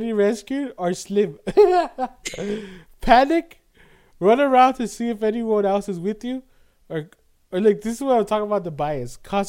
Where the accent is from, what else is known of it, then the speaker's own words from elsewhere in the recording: Alaska, United States; Because, you know, I'm from Alaska.